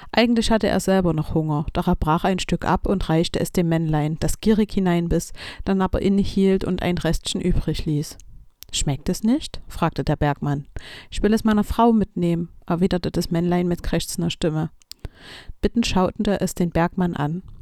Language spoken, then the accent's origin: German; Hohenstein-Ernstthal, Saxony, Germany; now in Chemnitz, Germany; Die stammt aus meinem Heimatort Hohenstein-Ernstal. Da habe ich viele, viele Jahre gewohnt, bis ich dann nach Chemnitz gezogen bin.